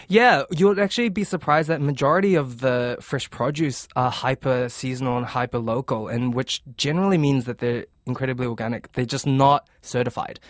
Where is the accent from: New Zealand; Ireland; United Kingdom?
New Zealand; Auckland; also born or lived in Fiji / Vancouver, Canada / Melbourne, Australia; I was born in the Fiji Islands, so Pacific Islands. Then we moved here in Tamaki, um, in the year two thousand, so I grew up here